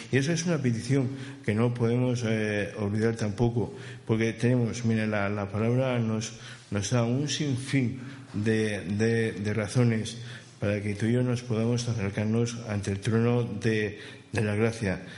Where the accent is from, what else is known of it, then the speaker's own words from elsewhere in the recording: Alicante, Valencian Community, Spain; now in Barcelona, Spain; lo de mi tierra. Saben que por allá, por Alicante